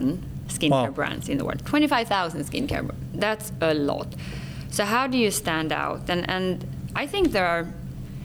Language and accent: English; Sweden; accent: Swenglish; English is a second language; moved away; I'm born and raised in Sweden, so far north in Europe, in the Scandinavian countries. So I speak Swenglish